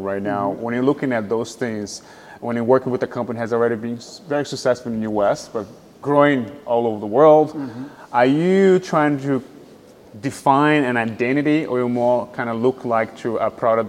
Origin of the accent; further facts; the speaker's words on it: Brazil; moved away as an adult; now in United States; I'm from Brazil, but most of my adult life is spent in the U.S.